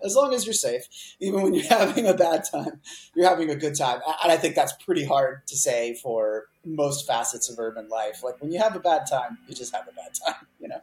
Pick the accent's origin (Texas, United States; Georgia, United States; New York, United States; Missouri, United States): Texas, United States; Houston; also born or lived in Colorado; now in Seattle, United States; I grew up mostly in Texas, in Houston, Texas